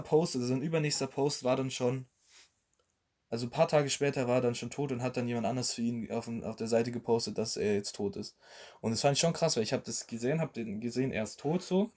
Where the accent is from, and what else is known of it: Germany